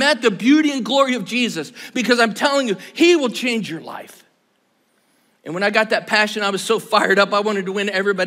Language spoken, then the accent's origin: English; Iowa, United States; I'm from Iowa